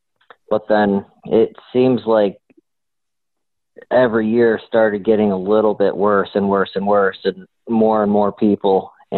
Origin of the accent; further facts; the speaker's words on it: Ohio, United States; from Ohio